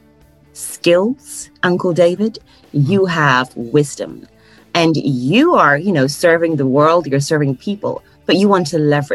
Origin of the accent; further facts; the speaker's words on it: Ghana; moved away as an adult; also born or lived in Poland; now in United Kingdom; I was born and raised in Ghana.